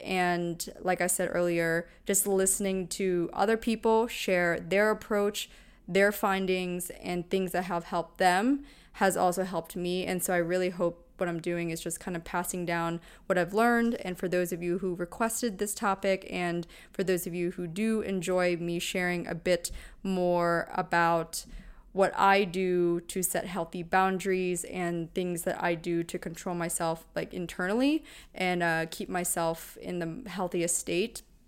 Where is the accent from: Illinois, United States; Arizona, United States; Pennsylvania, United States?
Pennsylvania, United States; moved away; grew up in, in Pennsylvania